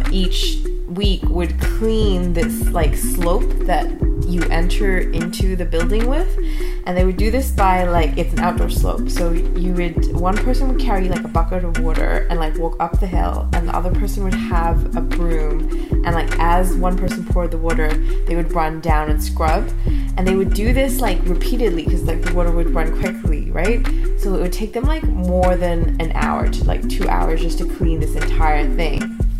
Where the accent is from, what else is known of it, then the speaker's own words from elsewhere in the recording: Sri Lanka; now in Canada; Tamil, Sri Lankan, Canadian. Actually, I went back, not even as a Canadian, back to Sri Lanka and did voluntary work.